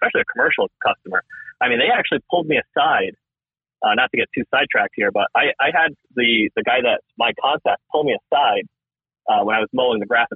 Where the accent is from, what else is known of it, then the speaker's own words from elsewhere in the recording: Massachusetts, United States; now in Vermont, United States; I've grown up my whole life in New England. So I grew up in Massachusetts